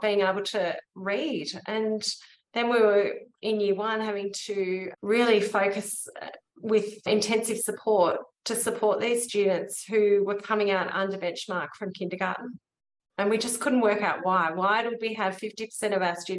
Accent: Melbourne, Victoria, Australia; moved away as an adult; now in Batemans Bay, Australia; I'm originally from Melbourne and moved to Batemans Bay about 18 years ago

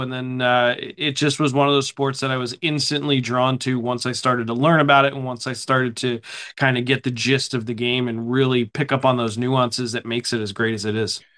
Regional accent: Pennsylvania, United States; moved away as an adult; now in Charlotte, United States; I grew up in Pennsylvania

